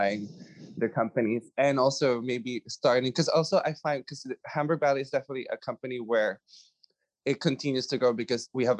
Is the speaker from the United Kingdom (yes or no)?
no; Philippines; moved away